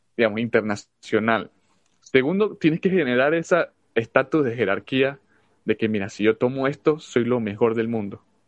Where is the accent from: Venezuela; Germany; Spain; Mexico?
Venezuela; now in United States; nosotros somos de Venezuela